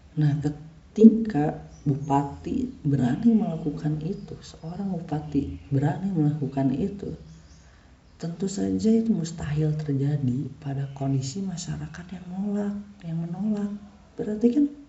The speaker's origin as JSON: {"language": "Indonesian", "town": "Bandung", "region": "West Java", "country": "Indonesia", "said": "kita tuh orang Bandung"}